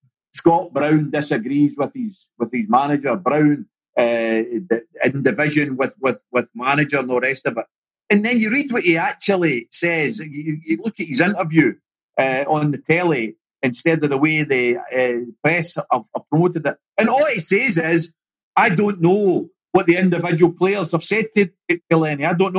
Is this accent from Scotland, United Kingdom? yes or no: yes; Glasgow, Scotland, United Kingdom; I come from Pollock in Glasgow.